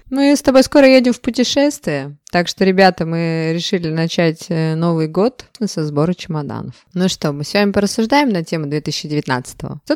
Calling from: Saint Petersburg, Russia; А я из э, хмурого, сегодня немножечко пасмурного Санкт-Петербурга.

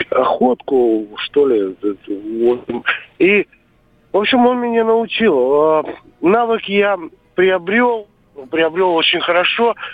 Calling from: Krasnoyarsk, Krasnoyarsk Krai, Russia; я из Красноярска сегодня

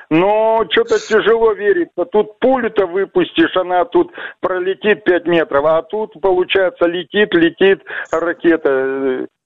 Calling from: Vladivostok, Primorsky Krai, Russia; я, я вам говорю, я из Владивостока.

